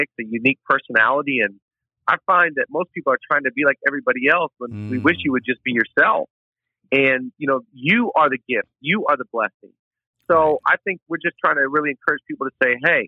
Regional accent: Washington, United States; now in California, United States; I really loved growing up in Washington

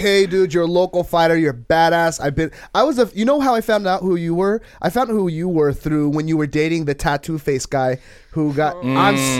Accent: Anaheim, California, United States; I was born and raised in Anaheim

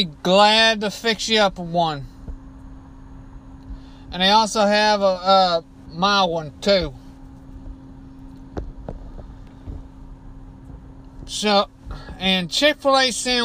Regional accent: Beaumont, Texas, United States; my hometown of Beaumont, Texas

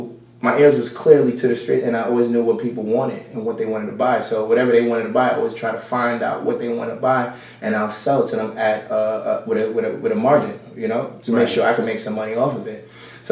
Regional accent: New York City, New York, United States; moved away; I'm from New York City. Bronx, New York. I grew up in the Bronx. Yeah. Mm-hmm. So, grew up in the Bronx.

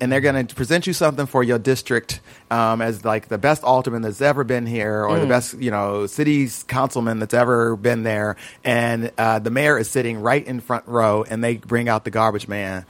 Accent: Chicago, Illinois, United States; moved away as an adult; now in California, United States; I come from Chicago.

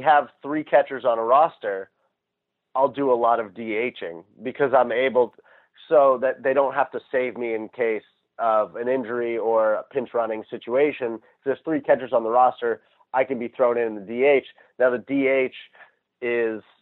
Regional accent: Maine, United States; I grew up in Maine

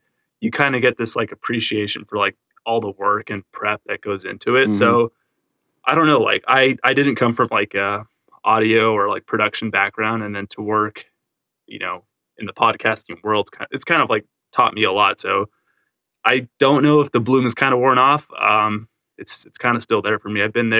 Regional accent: Whittier, California, United States; I'm from the LA area. I grew up in Whittier, still live in Whittier.

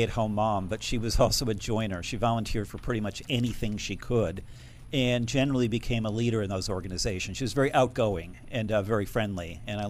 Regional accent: Middletown, Connecticut, United States; I'm originally from Middletown, Connecticut.

